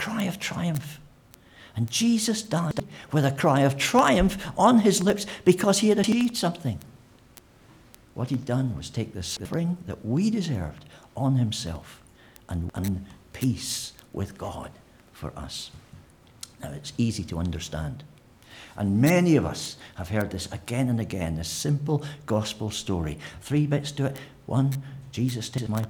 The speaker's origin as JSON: {"language": "English", "region": "Scotland", "country": "United Kingdom", "moved": "yes", "said": "I'm Scottish"}